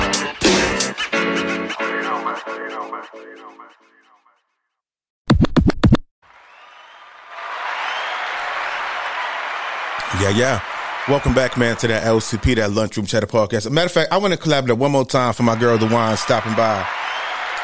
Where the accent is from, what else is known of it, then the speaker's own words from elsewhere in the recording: New York City, New York, United States; moved away as an adult; now in Georgia, United States; I grew up in the Bronx, New York, in the ghetto, in the hood.